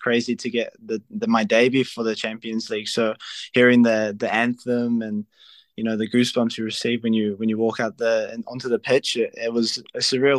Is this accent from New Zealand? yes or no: yes; New Zealand; moved away as an adult; now in Serbia; I'm from New Zealand, and I'm very proud of my home country